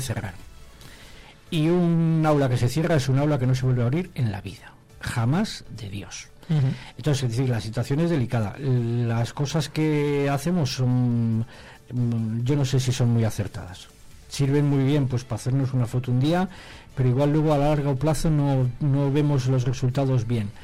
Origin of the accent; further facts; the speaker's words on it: Santoyo, Castile and León, Spain; En mi pueblo, en Santoya